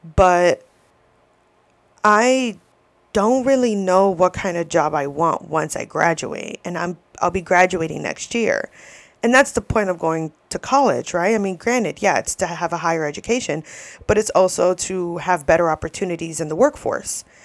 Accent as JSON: {"language": "English", "region": "New York", "country": "United States", "also_born_or_lived": "Florida", "moved": "yes", "said": "I'm from New York, and my parents met in New York"}